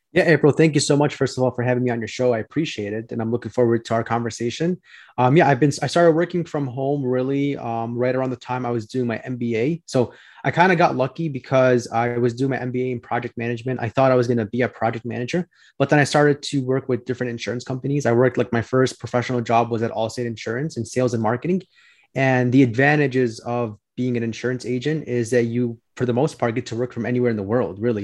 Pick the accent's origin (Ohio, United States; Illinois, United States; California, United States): Illinois, United States; Chicago; I'm from Chicago, uh, born and raised here